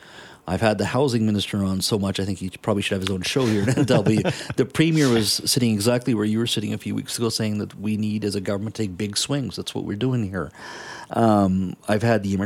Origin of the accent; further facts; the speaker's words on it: Canada; we as a Canadian society